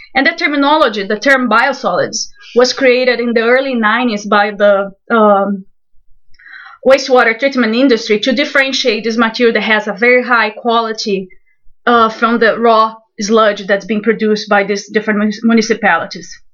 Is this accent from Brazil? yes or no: yes; Brazil; moved away as an adult; also born or lived in Ona, Florida; now in Florida, United States; I'm originally from Brazil